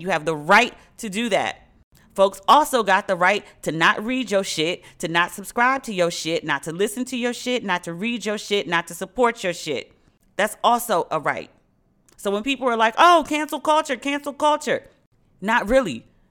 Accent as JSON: {"language": "English", "area": "Prince George's County", "region": "Maryland", "country": "United States", "said": "I'm from Maryland, but I'm from PG next to DC"}